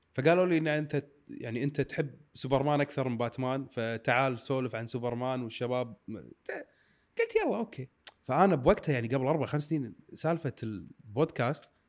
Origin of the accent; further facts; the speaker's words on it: Kuwait; احنا كويتيين